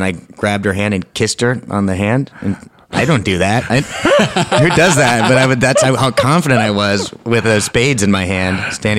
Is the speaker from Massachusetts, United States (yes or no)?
no; California, United States; also born or lived in New York; Yeah, I lived in New York like for a couple of years at two mm-hmm. different times in my life, but I grew up in California, went to school in California.